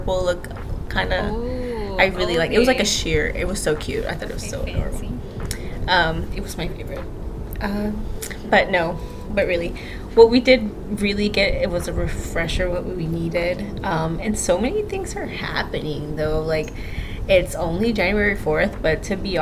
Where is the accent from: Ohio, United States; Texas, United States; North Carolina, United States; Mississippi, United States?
Texas, United States; As a Texan